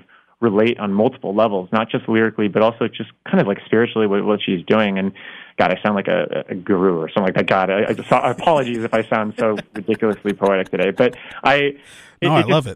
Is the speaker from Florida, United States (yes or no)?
yes; South Florida, United States; moved away; growing up in Florida